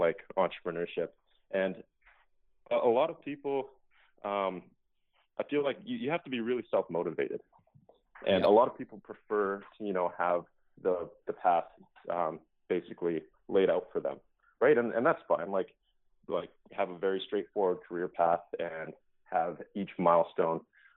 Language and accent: English; Calgary, Alberta, Canada; I grew up in Calgary, Alberta, in Canada.